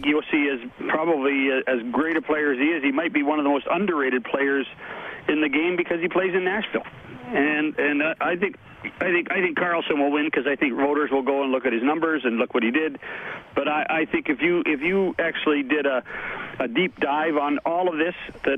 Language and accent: English; Canada; I'm Canadian